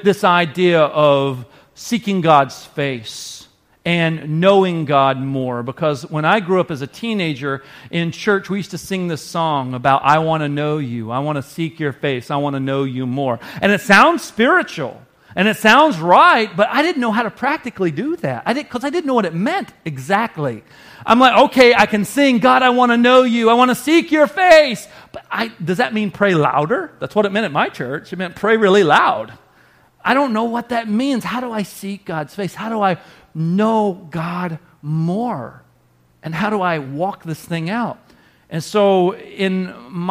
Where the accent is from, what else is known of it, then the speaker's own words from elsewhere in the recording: the South, United States; now in Wisconsin, United States; I grew up in the South